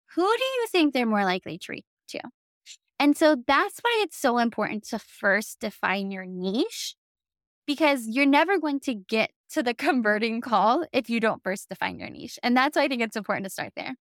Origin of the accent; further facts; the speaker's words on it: the South, United States; accent: southern; other people who live in the South, my southern accent starts to slip out